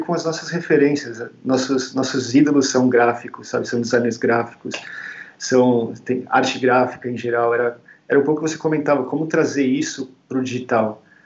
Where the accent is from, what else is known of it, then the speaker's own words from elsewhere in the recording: São Paulo, Brazil; moved away as an adult; also born or lived in London, United Kingdom; Eu sou de São Paulo, originalmente